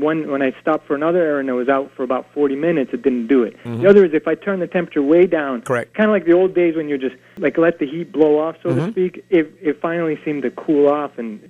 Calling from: Oxford, Connecticut, United States; Oxford, Connecticut.

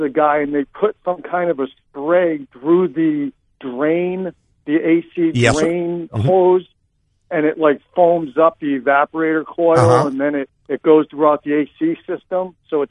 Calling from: Florida, United States; Florida, South Florida.

